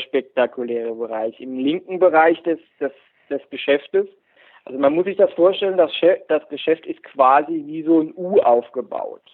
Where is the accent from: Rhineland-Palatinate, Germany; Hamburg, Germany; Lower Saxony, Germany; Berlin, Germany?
Rhineland-Palatinate, Germany; Heltersberg; ich komme aus Heltersberg, das ist mitten im Pfälzerwald, bei, in der Nähe von Kaiserslautern